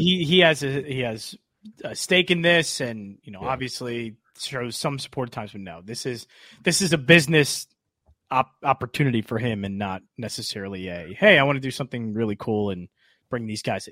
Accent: Springfield, Pennsylvania, United States; also born or lived in Oxford, Pennsylvania; I'm from Delco and Chester County

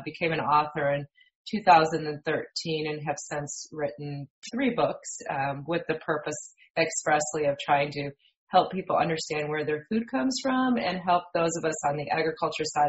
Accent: Michigan, United States; moved away as an adult; also born or lived in West Central Indiana; now in Indiana, United States; I'm originally from Michigan and from a dairy farm, went to Michigan State University

